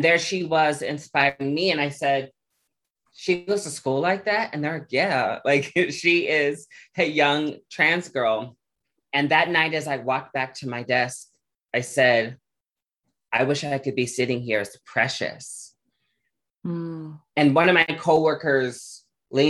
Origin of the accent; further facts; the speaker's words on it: Omaha, Nebraska, United States; growing up in Omaha, Nebraska, I grew up a child who was very resilient